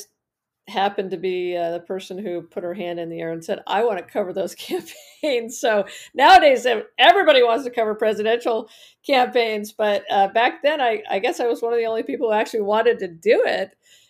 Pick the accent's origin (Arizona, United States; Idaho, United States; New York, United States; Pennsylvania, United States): Arizona, United States; Prescott; So I grew up in Prescott, Arizona, which is in northern Arizona, and in a small town.